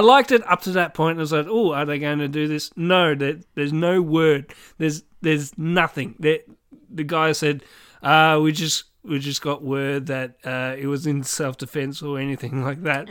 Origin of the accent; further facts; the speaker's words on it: Swan Hill, Victoria, Australia; I grew up in Swan Hill